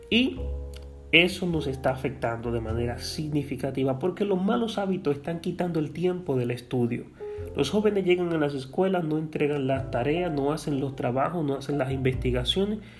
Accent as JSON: {"language": "Spanish", "country": "Dominican Republic", "said": "Y nuestro nivel y nuestro estándar como pueblo dominicano lamentablemente ha menguado, ha bajado muchísimo en las pruebas internacionales"}